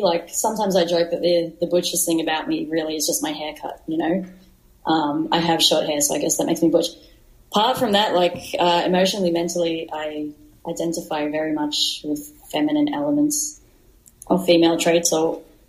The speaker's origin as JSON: {"language": "English", "country": "Australia", "tie": "born or raised there", "said": "growing up in Australia and having my younger queer years in Australia"}